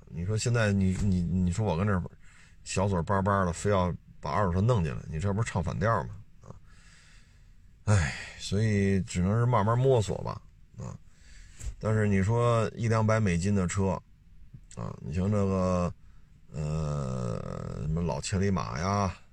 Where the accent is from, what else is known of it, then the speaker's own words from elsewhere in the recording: Beijing, China; 因为我生在这儿长在这儿嘛